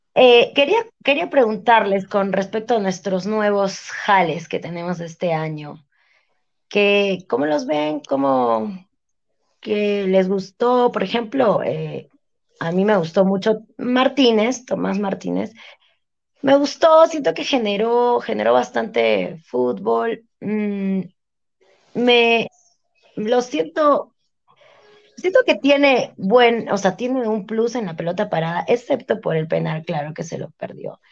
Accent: Arequipa, Peru; somos hinchas de Melgar, amamos nuestro equipo, somos arequipeños

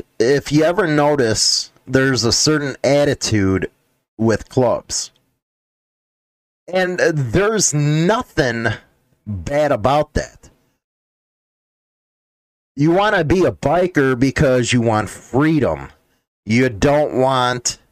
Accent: Midwest, United States; I come from the Midwest.

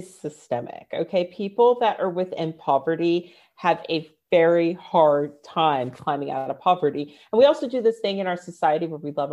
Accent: Northern Virginia, United States; moved away; also born or lived in London; I grew up in Northern Virginia, super affluent

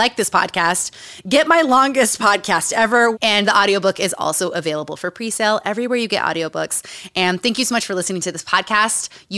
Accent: Utah, United States; Growing up in Utah, growing up around cults.

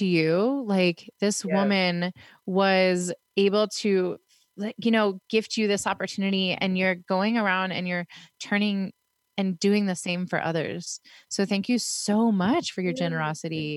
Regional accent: Pittsburgh, Pennsylvania, United States; moved away; also born or lived in Sacramento, California; I'm from Pittsburgh. I mean, back then when I lived there

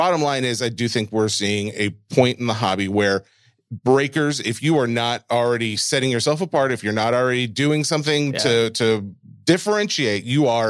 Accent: Boston, Massachusetts, United States; I'm from Boston.

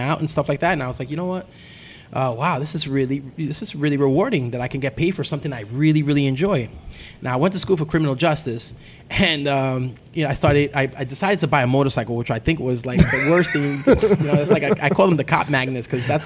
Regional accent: New York City, New York, United States; also born or lived in Long Island, New York; I was born in Brooklyn, New York, right here in Williamsburg. So we're really close to my old stomping ground for where I grew up and I was born.

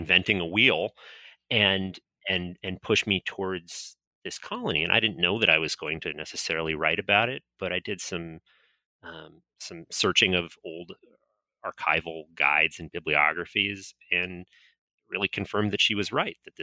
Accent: North Florida, United States; I grew up in North Florida

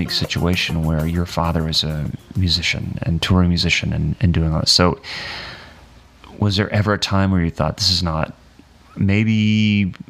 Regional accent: Worthington, Ohio, United States; now in Nashville, United States; I grew up in Worthington, so I kind of knew that area.

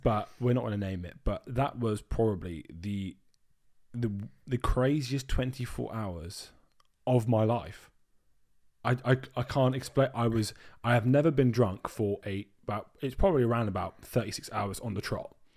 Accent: Dorset, South West England, United Kingdom; now in Brighton, United Kingdom; I'm from Brighton, but I'm originally from Dorset.

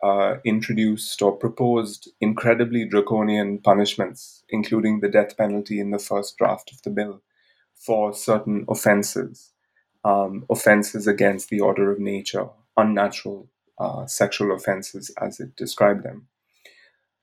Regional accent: India; moved away as an adult; also born or lived in Bangalore; I grew up in India, where I lived till the age of 23

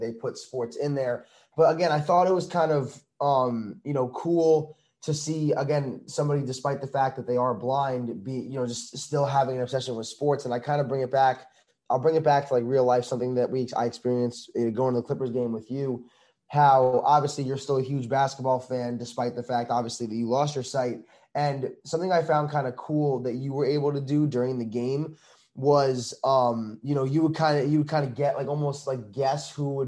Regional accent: Long Island, New York, United States; I'm from New York

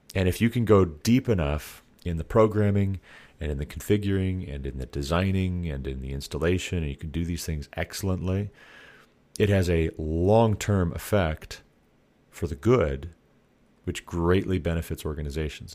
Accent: Montana, United States; I come from Montana

